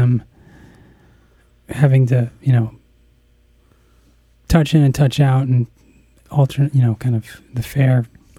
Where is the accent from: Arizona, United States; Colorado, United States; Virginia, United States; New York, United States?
Arizona, United States; Phoenix; also born or lived in Tucson / Los Angeles; I grew up in Phoenix and really Tucson as well, mostly my college days in Tucson. So, but I lived in L.A. for like 2 months.